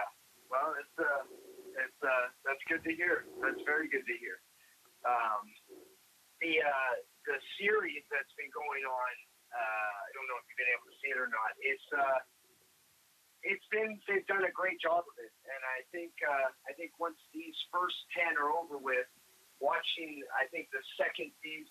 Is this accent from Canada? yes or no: yes; Canada; now in United States; I'm a Canadian.